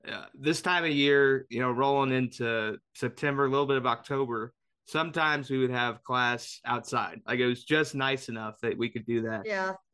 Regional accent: Indianapolis, Indiana, United States; I grew up in Indianapolis

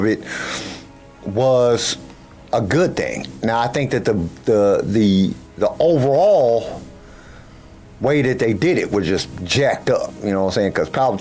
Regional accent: United States; as an American

